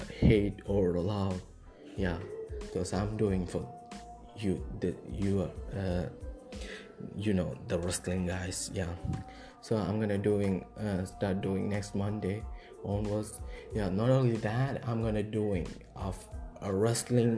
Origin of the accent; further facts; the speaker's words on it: India; I'm from India.